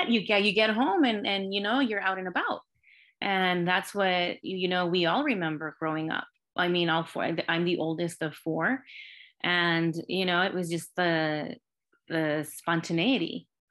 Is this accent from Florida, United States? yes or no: no; Los Angeles, California, United States; I was born and raised in L A. I grew up in Highland Park in a working class, you know, a Latino working class community